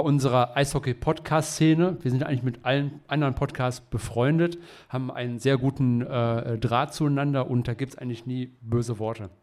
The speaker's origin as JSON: {"language": "German", "town": "Essen", "region": "North Rhine-Westphalia", "country": "Germany", "said": "ich komme aus Essen"}